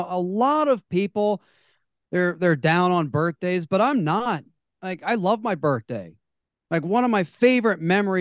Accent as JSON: {"language": "English", "town": "Baltimore", "region": "Maryland", "country": "United States", "tie": "born or raised there", "said": "He and I were both born and raised in Baltimore, Maryland"}